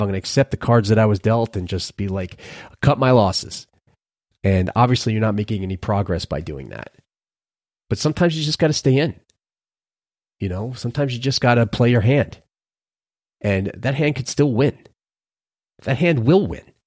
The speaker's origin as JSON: {"language": "English", "town": "New York City", "region": "New York", "country": "United States", "tie": "born or raised there", "moved": "yes", "said": "growing up in Brooklyn, for a period of time in my life"}